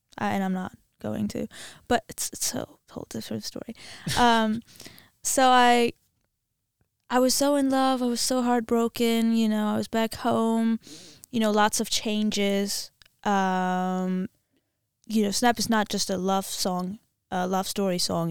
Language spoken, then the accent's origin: English; Armenia; English is a second language; also born or lived in Wisconsin; I'm from Armenia, and we learn it at school